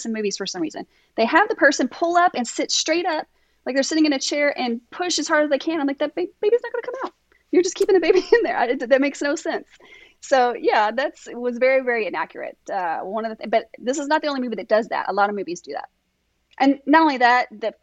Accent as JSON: {"language": "English", "region": "Kentucky", "country": "United States", "said": "I'm from Kentucky"}